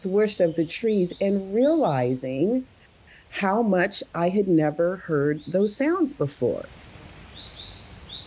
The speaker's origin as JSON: {"language": "English", "town": "San Jose", "region": "California", "country": "United States", "tie": "born or raised there", "said": "I grew up in California, in San Jose, Santa Clara"}